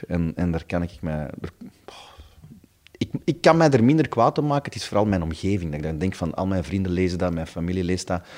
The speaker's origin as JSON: {"language": "Dutch", "town": "Stabroek", "region": "Flanders", "country": "Belgium", "tie": "born or raised there", "said": "bij ons in Stabroek, hadden ze een, een groot warenhuis"}